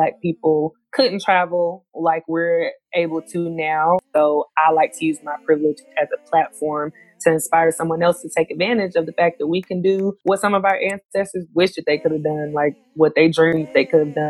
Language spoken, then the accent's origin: English; Gastonia, North Carolina, United States; moved away as an adult; now in Abu Dhabi, United Arab Emirates; I am from Gastonia, North Carolina, a small town, 704